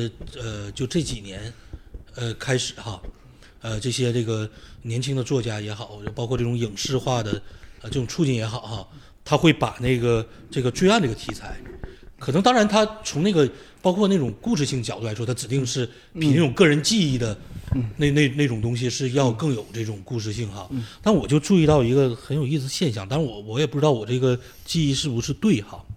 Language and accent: Chinese; Northeast China, China; 那就是我后来想想，就我们这边人老说我们是东北